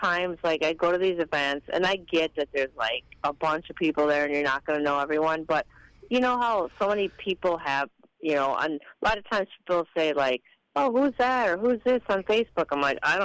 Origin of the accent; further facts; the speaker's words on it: Apple Valley, Minnesota, United States; I actually grew up in Minneapolis, and then, actually born in Minneapolis, I should say, and grew up in a suburb.